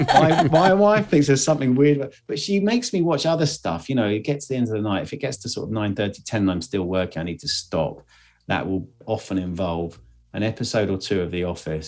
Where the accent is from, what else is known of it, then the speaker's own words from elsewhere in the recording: England, United Kingdom; I'm English